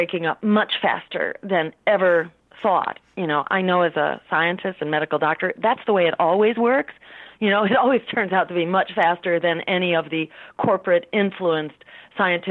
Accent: Massachusetts, United States; my home state, in Massachusetts

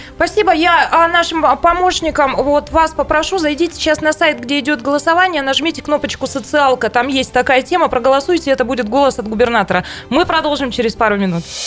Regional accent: Taishet, Irkutsk Oblast, Russia; поездка на мою малую родину. Тайшету привет

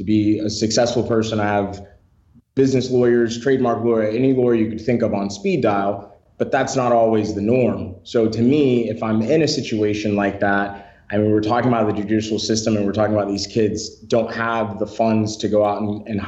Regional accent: Detroit, Michigan, United States; moved away; I was born and raised in Detroit, Michigan, very rough area.

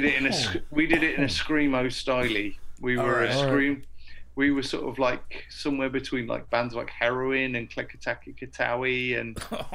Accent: Portsmouth, South East England, United Kingdom; also born or lived in Edinburgh; down in Portsmouth, my hometown

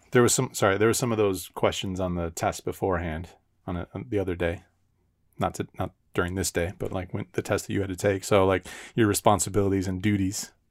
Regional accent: United States

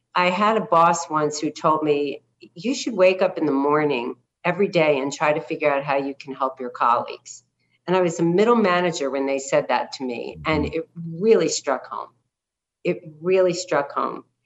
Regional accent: New Jersey, United States; also born or lived in Brooklyn, New York; was born in Brooklyn uh, we moved to the suburbs of New Jersey uh, when I was seven

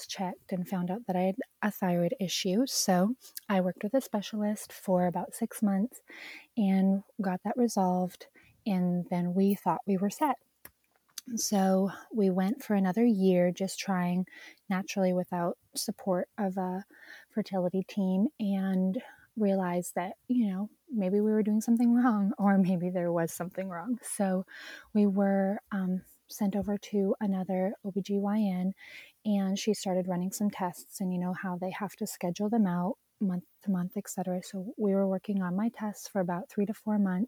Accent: Alberta, Canada; moved away as an adult; also born or lived in Virginia Beach; now in Texas, United States; I grew up in Alberta. It's about maybe an hour from Banff National Park.

